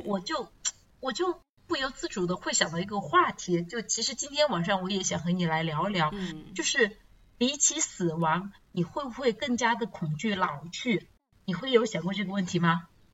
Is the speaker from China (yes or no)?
yes; China; 我们中国人传统的那个思想，就是老有所依